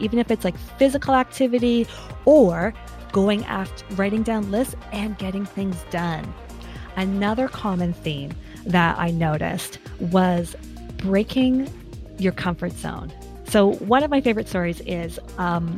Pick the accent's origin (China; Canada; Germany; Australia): Canada; I'm Canadian.